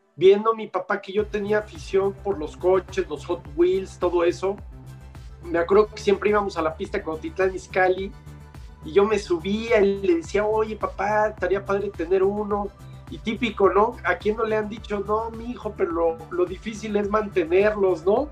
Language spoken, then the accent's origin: Spanish; Mexico; a mí me dio la oportunidad el ingeniero Oliveras como mexicano